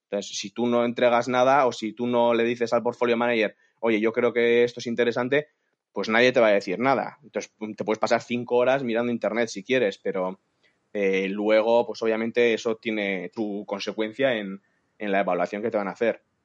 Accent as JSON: {"language": "Spanish", "town": "San Sebastián", "region": "Basque Country", "country": "Spain", "moved": "yes", "said": "yo soy de San Sebastián y yo quería volver a casa."}